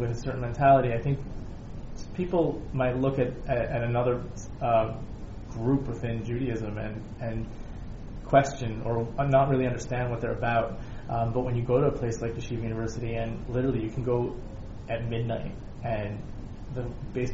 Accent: Toronto, Ontario, Canada; also born or lived in Denver, Colorado / Worcester, Massachusetts / Washington Heights, New York; born in Denver, moved to Worcester, which is a small town outside of Boston, Massachusetts. And then by the time I was nine, we moved to Toronto

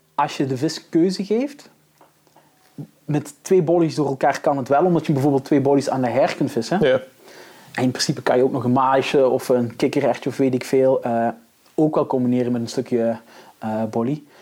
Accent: Belgium; zelf als Belg zijnde

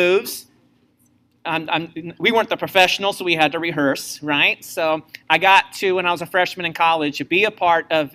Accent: Missouri, United States; I was from Missouri

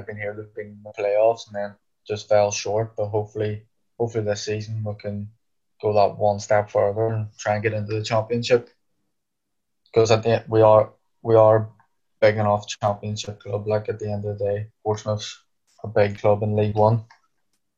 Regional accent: Ireland; moved away; we're both Irish

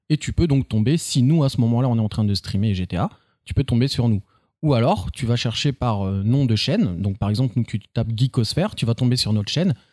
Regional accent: Orléans, Centre-Val de Loire, France; je suis né à Orléans le 13.

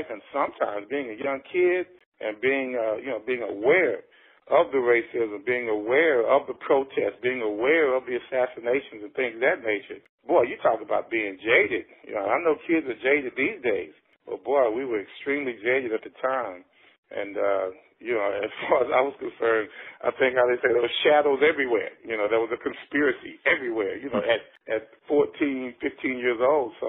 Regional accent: Texas, United States; You know, we came in uh, to the Richardson School District around the on the heels of of integration.

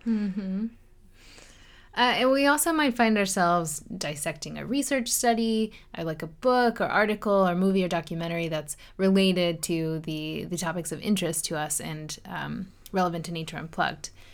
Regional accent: Chesterbrook, Pennsylvania, United States; moved away; I grew up outside of Philadelphia, Pennsylvania, in a small town called Chesterbrook

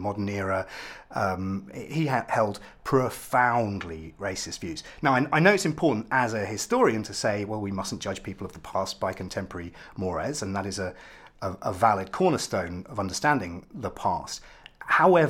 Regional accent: Ipswich, East of England, United Kingdom; I'm also mixed race, which is not really part of my identity because I'm from Ipswich. I'm about as English

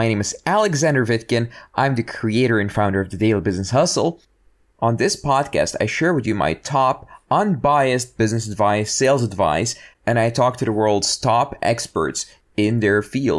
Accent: Belgium; English is a second language; also born or lived in Russia; because I was born in Russia in the 80s. I prefer not to say my age, but you guys can do the math. And we got out of there, of course, you know, as soon as the doors opened, just got out of there. And I grew up in Belgium in just a small town.

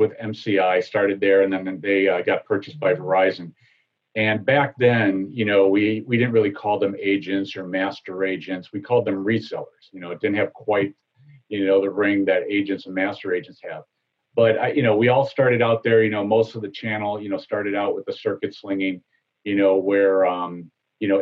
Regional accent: Chicago, Illinois, United States; moved away as an adult; now in Tampa Bay area, United States; I grew up in the South and the Southwest suburbs of Chicago

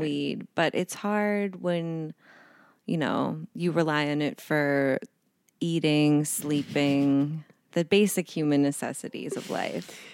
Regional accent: Boston, Massachusetts, United States; moved away; also born or lived in New York; I'm from Boston

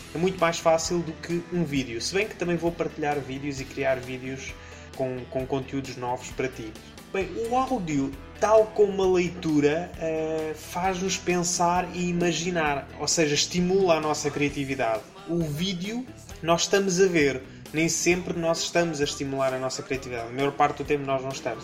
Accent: Leiria, Centro, Portugal; Eu nasci em Leiria, uma cidade no centro-oeste de Portugal, a 2 de janeiro de 1987

